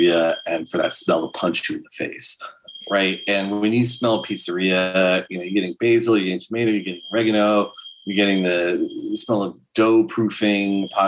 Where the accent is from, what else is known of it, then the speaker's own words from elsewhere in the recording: San Diego, California, United States; I'm from San Diego